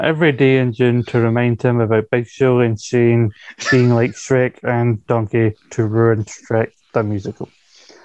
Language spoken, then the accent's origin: English; Scotland, United Kingdom; as a Scottish man